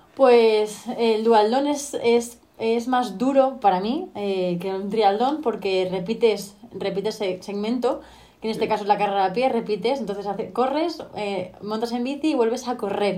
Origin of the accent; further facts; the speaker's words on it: Talavera de la Reina, Castilla-La Mancha, Spain; also born or lived in Extremadura; soy una chica de Talavera de la Reina, soy manchega, mitad manchega, mitad extremeña